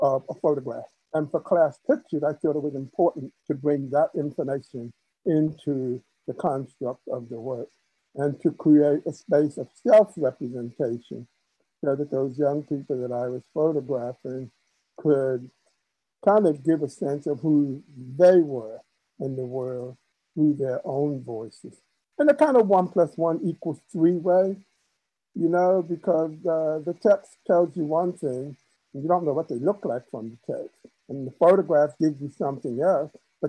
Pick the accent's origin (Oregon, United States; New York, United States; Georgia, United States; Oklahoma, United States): New York, United States; New York City; the church that I grew up in Queens, in New York